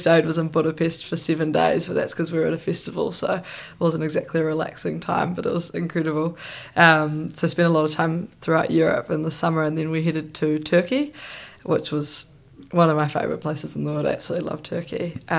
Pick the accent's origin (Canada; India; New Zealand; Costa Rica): New Zealand; I felt incredibly connected to New Zealand.